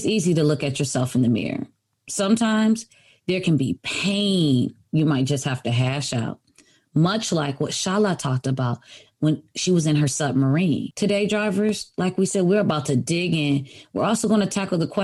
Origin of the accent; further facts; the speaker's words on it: Michigan, United States; I'm from Michigan. We get lots of snow.